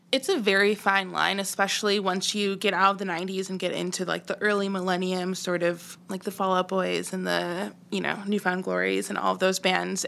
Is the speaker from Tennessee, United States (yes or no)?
no; Chicago, Illinois, United States; I grew up in Chicago